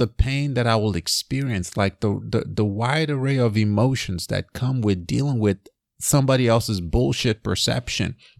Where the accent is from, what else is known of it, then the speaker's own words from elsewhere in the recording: Nigeria; moved away; I grew up in Nigeria